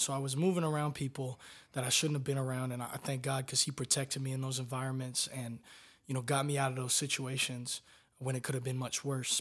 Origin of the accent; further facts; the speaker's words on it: Tampa, Florida, United States; I'm from Tampa, Florida